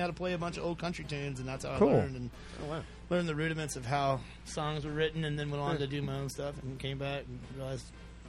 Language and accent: English; East Tennessee, United States; I grew up in East Tennessee